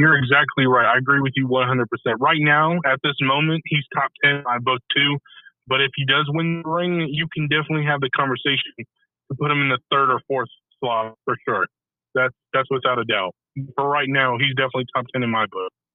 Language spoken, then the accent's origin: English; West Coast, United States; I'm from the West Coast